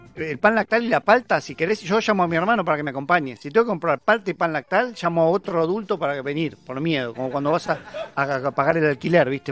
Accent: Buenos Aires, Argentina; Somos porteños

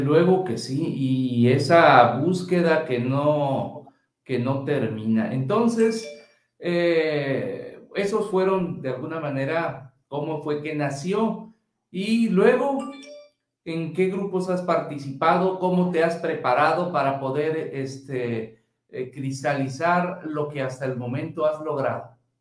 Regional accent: Mexico; nuestra cultura mexicana

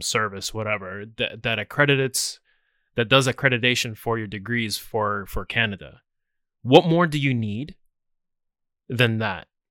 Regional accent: United States; I'm American

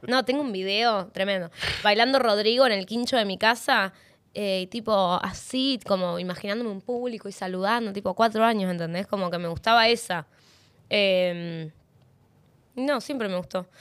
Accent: Neuquén, Argentina; moved away as an adult; now in Buenos Aires, Argentina; Yo soy neuquina

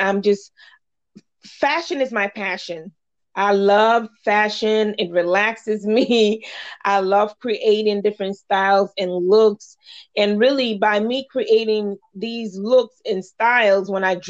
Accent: Virginia, United States; moved away as an adult; now in Dallas, United States; I'm actually from Virginia. I moved to the Dallas area in 2010

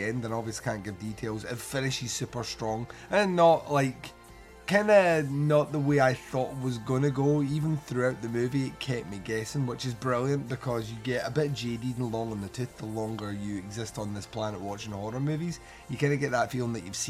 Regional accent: Scotland, United Kingdom; I am Scottish

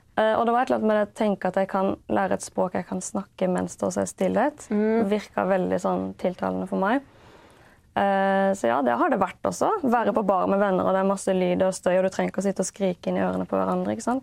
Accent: Haugesund, Rogaland, Norway; also born or lived in Denmark / Kristiansand; det er jo Haugesund jeg liksom husker da, som eh, oppveksten.

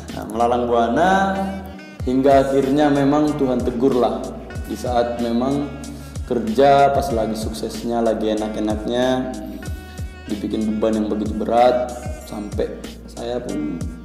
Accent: Tapanuli, Batak area, North Sumatra, Indonesia; saya asalnya dari daerah Tapanuli daerah Batak sana

